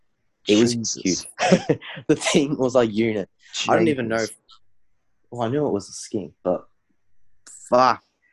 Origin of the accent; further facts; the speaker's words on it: Melbourne, Victoria, Australia; we're from Melbourne